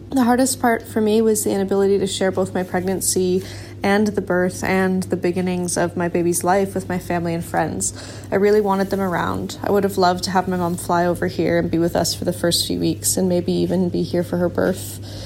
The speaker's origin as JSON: {"language": "English", "country": "Canada", "moved": "as an adult", "lives_now": "Auckland, New Zealand", "said": "I'm a Canadian, and so I was obviously living abroad when I had my baby"}